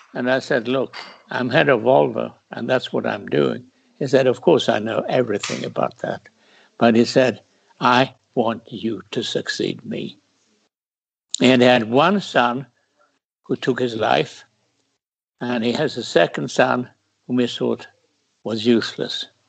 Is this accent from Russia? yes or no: no; Sweden; my home country